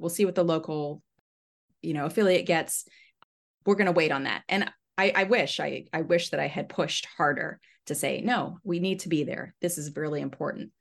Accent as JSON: {"language": "English", "region": "Southern Maryland", "country": "United States", "tie": "born or raised there", "said": "I grew up in Southern Maryland."}